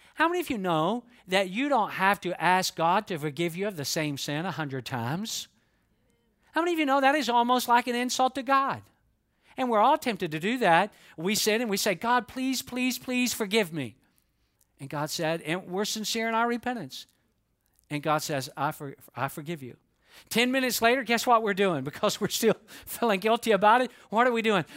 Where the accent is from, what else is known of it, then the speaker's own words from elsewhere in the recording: Georgia, United States; Even though I am from Georgia, I can talk quickly when I need to.